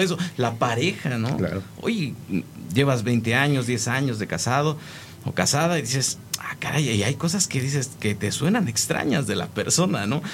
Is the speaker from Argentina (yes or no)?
no; Mexico; siendo los hijos del maíz como mexicanos